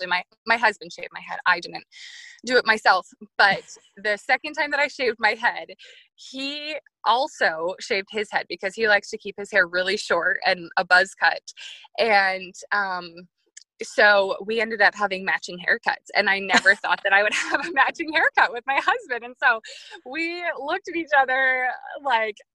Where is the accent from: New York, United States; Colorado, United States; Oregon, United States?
New York, United States; I grew up in New York